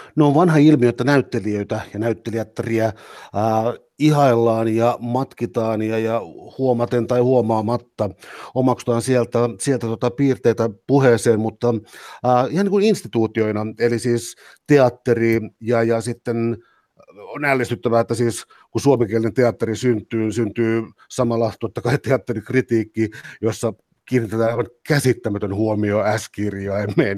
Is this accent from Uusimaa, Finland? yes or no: yes; Helsinki, Uusimaa, Finland; mä olen syntynyt Helsingissä